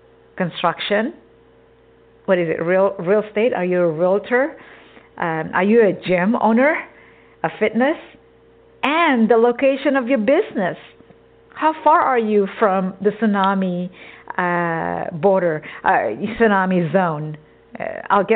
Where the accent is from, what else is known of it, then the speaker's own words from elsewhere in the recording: Texas, United States; also born or lived in an island; now in California, United States; I grew up in Texas since I was, 4 years old.